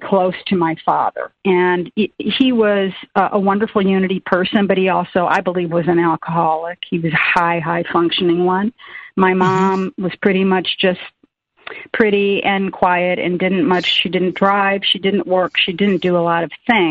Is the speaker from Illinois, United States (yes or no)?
yes; Peoria, Illinois, United States; moved away as an adult; now in Florida, United States; I grew up in Illinois, in Peoria